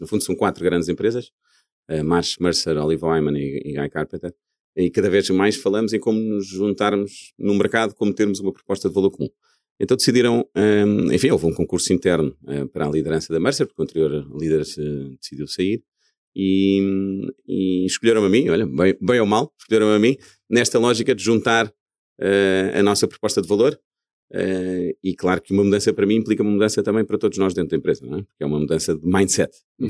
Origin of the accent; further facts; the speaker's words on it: Portugal; moved away as an adult; quando saímos de Portugal, enfim, uma pessoa com verdadeiras raízes neste país